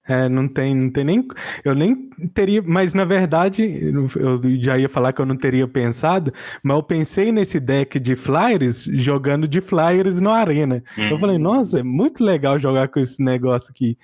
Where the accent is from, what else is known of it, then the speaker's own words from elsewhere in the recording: Patos de Minas, Minas Gerais, Brazil; Eu sou de Patos de Minas, Minas Gerais